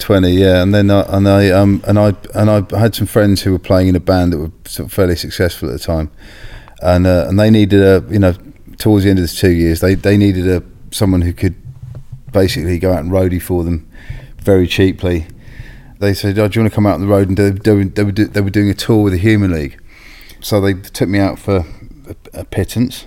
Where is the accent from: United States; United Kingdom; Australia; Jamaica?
United Kingdom; Bishop's Stortford, East of England; I grew up in Bishop Stortford